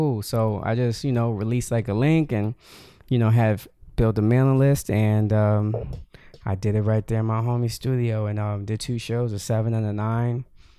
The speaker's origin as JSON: {"language": "English", "town": "Yonkers", "region": "New York", "country": "United States", "tie": "born or raised there", "said": "Yep. Born and raised here."}